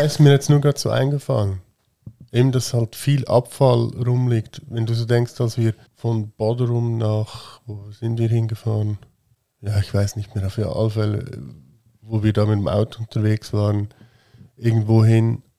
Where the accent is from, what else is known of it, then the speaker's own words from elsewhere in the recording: Switzerland; dass wir hier geboren sind